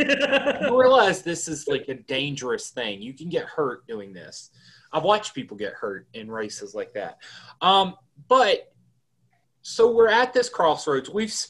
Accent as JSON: {"language": "English", "region": "Southwest Virginia", "country": "United States"}